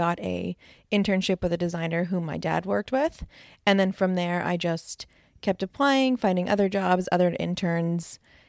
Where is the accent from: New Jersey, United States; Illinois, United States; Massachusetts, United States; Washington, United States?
New Jersey, United States; also born or lived in Los Angeles, California; I'm from New Jersey.